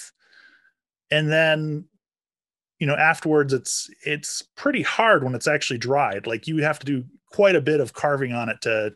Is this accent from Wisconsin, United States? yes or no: yes; Wisconsin, United States; moved away as an adult; now in Seattle area, United States; I'm originally from Wisconsin